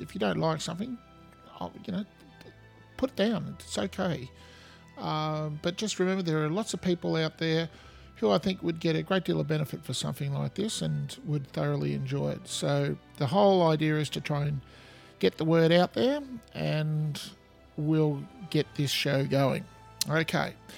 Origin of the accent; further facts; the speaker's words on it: Australia; accent: Australian; as you can hear from my accent, I'm in Australia